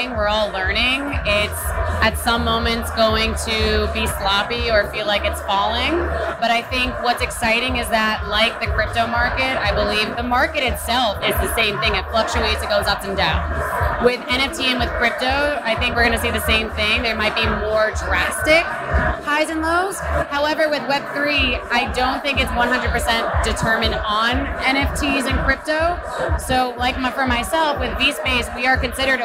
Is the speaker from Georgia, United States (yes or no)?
no; New York City, New York, United States; I'm from New York